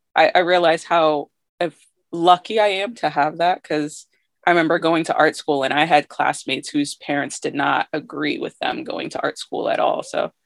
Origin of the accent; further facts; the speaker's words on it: Massachusetts, United States; also born or lived in Syracuse, New York / Hartford, Connecticut; I was born in Syracuse, New York. Okay. And then part of my childhood, I was living in Hartford, Connecticut. And then when I was like 8, I moved to Massachusetts, like a really small rural town south of Boston. So I've been there for most of my life.